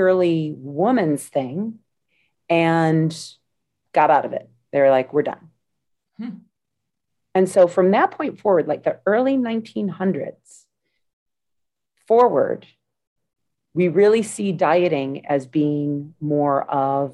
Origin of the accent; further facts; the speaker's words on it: United States; I'm from the United States.